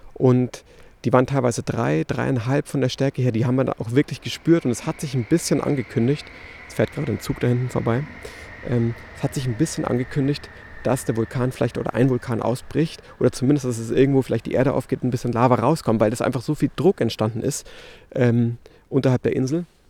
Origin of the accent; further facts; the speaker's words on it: Munich, Bavaria, Germany; moved away as an adult; now in La Palma, Spain; in München hier, ähm, in meiner Heimatstadt